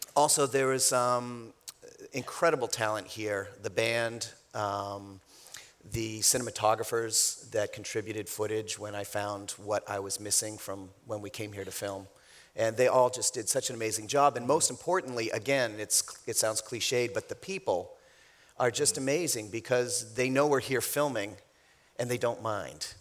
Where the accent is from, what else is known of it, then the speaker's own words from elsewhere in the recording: New Hampshire, United States; up north, I'm from New Hampshire